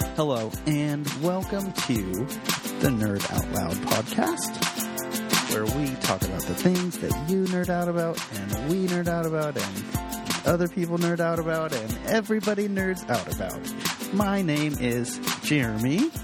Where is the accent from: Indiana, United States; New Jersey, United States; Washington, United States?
Washington, United States; Seattle; we're from Seattle